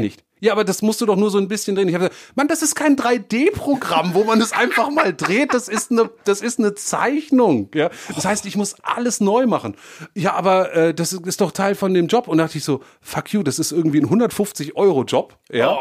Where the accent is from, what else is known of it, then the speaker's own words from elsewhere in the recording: Darmstadt, Hesse, Germany; aus meiner Heimatstadt, wo ich aufgewachsen bin, in Darmstadt